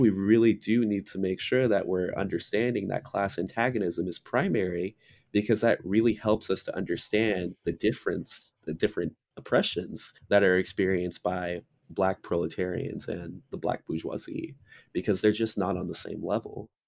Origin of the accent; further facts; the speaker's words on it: United States; I was born and raised in America